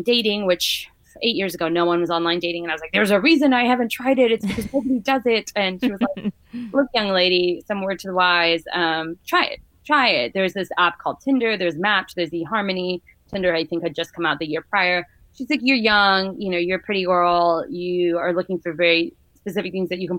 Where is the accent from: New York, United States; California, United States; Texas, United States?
Texas, United States; I'm a girl from Texas